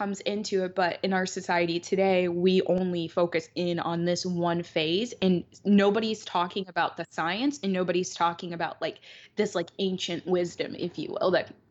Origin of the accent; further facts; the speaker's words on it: Detroit, Michigan, United States; I'm from Detroit